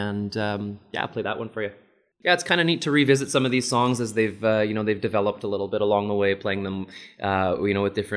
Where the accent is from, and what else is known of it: Red River area, Manitoba, Canada; born or raised there